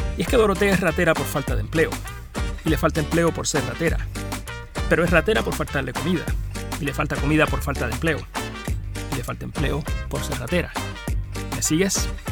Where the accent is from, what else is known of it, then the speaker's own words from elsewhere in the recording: Arroyo, Puerto Rico; a Arroyo, a mi pueblo